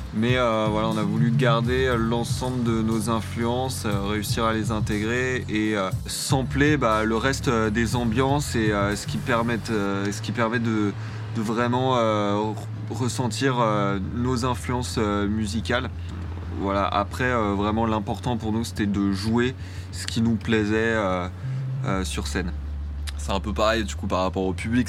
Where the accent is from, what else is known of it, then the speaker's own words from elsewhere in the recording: Paris and Montreuil, Île-de-France, France; on est trois, on est originaire de Paris et de Montreuil dans le 93